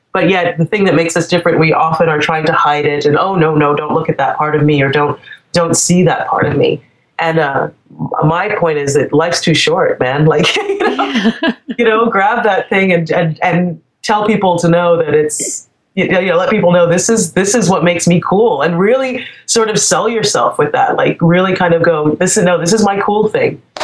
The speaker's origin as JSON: {"language": "English", "country": "Trinidad & Tobago", "moved": "yes", "said": "I'm from the Caribbean originally. I'm from Trinidad"}